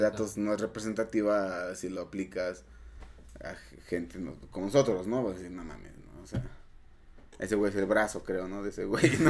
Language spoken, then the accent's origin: Spanish; Mexico; soy un mexicano, este, matemático